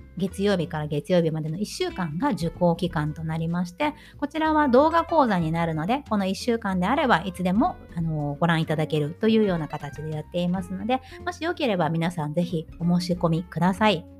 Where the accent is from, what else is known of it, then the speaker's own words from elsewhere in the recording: Japan; first language Japanese; moved away as an adult; now in Germany; 私自身は日本で生まれ日本で育ち日本語を母語として話していますけど今は海外、ね、ドイツに住んでいて